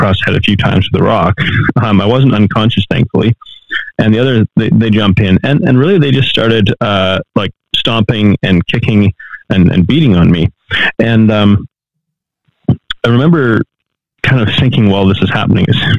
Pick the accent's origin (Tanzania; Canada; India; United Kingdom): Canada; moved away as an adult; also born or lived in Mexico; I'm from Canada